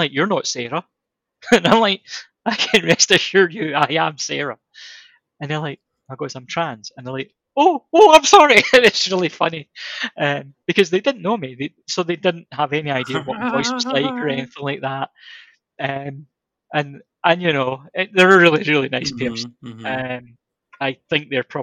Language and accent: English; Scotland, United Kingdom